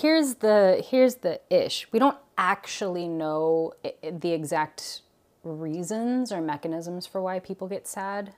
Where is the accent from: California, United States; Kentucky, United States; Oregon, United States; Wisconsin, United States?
Oregon, United States; Portland; also born or lived in Guam; moved to the Pacific Northwest. And so I really grew up with the, um, the four seasons